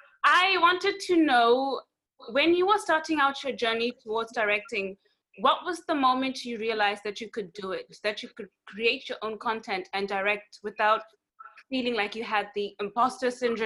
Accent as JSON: {"language": "English", "country": "Botswana", "said": "I'm from Botswana."}